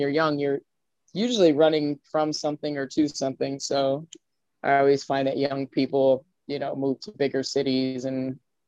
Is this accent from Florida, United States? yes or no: yes; Miami Beach, Florida, United States; also born or lived in Brooklyn / California; I grew up in Florida